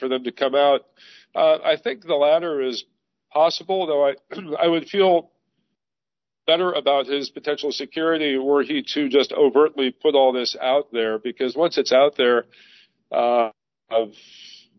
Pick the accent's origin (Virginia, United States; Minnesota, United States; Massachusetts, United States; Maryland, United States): Maryland, United States; Bethesda; I grew up in Bethesda, Maryland